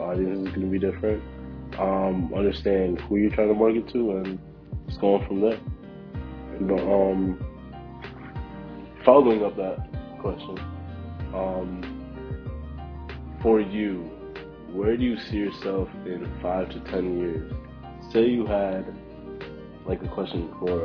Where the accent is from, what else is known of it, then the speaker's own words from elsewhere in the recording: New York, United States; we're from New York now